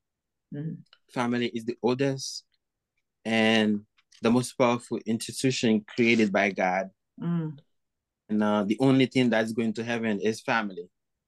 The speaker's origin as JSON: {"language": "English", "country": "Haiti", "said": "I'm from Haiti."}